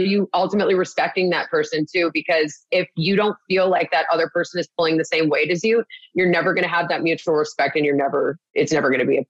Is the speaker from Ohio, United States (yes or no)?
no; Wisconsin, United States; We're all from, we're all from Wisconsin.